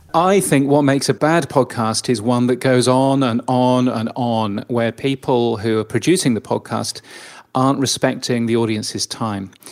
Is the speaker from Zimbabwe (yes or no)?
no; United Kingdom; now in Australia; I'm, I'm a Brit